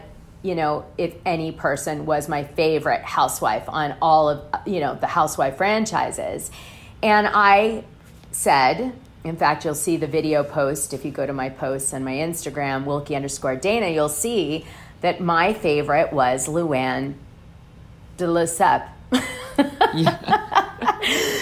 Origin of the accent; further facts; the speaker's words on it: Greenwich, Connecticut, United States; also born or lived in Hartford, Connecticut; I was raised in Greenwich. I went to Greenwich High.